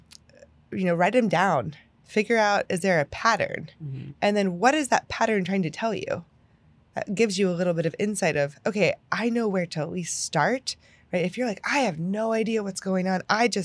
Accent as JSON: {"language": "English", "region": "Pennsylvania", "country": "United States", "moved": "yes", "said": "I'm from Pennsylvania."}